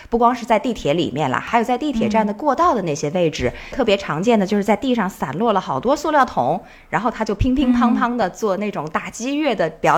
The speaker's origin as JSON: {"language": "Chinese", "country": "China", "also_born_or_lived": "New York", "moved": "as an adult", "said": "因为我们中国人好像很少就是有这种特别明显的纹身嘛。"}